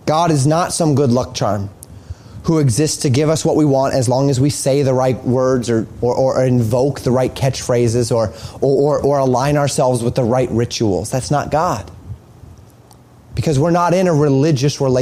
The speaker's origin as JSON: {"language": "English", "region": "Colorado", "country": "United States", "tie": "born or raised there", "said": "I saw this all the time growing up in Colorado"}